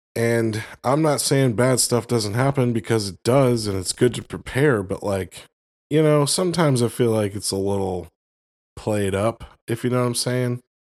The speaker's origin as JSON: {"language": "English", "region": "Florida", "country": "United States", "tie": "born or raised there", "moved": "yes", "said": "I grew up in Florida, uh, uh, for a good part of my life"}